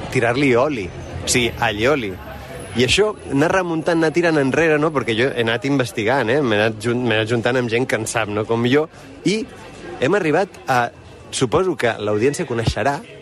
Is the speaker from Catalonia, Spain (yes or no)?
yes; Catalonia, Spain; som catalans